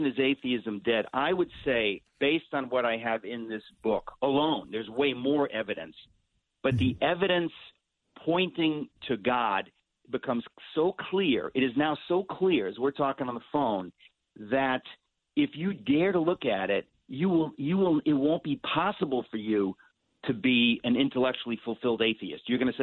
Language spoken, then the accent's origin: English; New York, United States; I'm a New Yorker. I was born in New York, in Queens. I've lived in New York